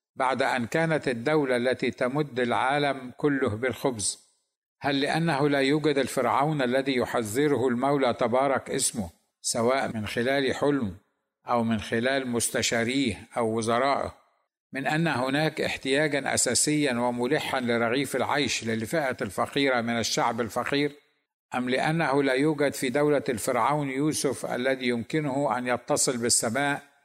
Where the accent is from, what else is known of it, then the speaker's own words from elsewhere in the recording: Egypt; لنا كمصريين